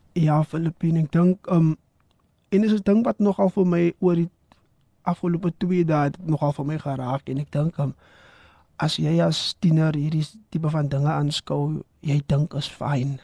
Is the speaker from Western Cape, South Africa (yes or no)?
yes; Valhalla Park, Western Cape, South Africa; soos ek groot geword het in Vaalpark